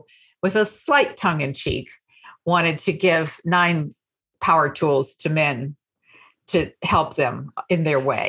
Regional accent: small towns in Texas, United States; now in New York, United States; I am from small towns in Texas

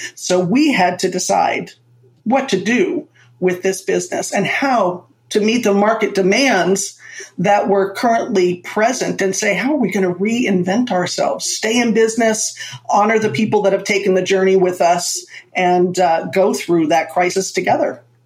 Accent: Florida, United States; also born or lived in Manhattan, New York City; I was born in Manhattan. So I got the best of both worlds and I was raised in Florida

